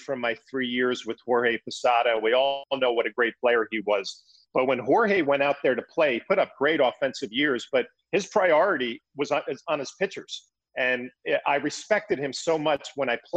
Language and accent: English; East Coast, United States; growing up on the East Coast